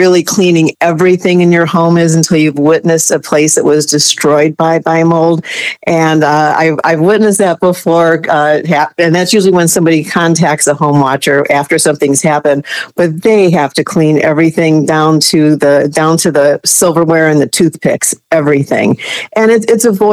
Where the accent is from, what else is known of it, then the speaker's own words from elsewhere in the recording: Northern Indiana, United States; now in Florida, United States; I'm from Northern Indiana originally. After I moved to Florida